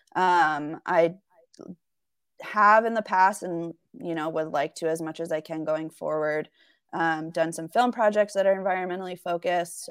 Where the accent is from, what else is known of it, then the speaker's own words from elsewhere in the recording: the Catskills, New York, United States; moved away as an adult; also born or lived in Burlington, Vermont; now in Salt Lake City, United States; I'm originally from the Catskills in New York, um, so about two hours north of New York City.